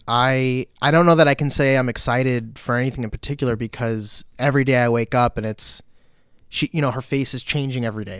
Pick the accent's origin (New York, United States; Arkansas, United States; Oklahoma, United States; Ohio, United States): New York, United States; Long Beach; moved away as an adult; also born or lived in Newport, Vermont; now in Vermont, United States; I grew up in Long Beach, which is a small city uh, about 50 minutes outside of New York City.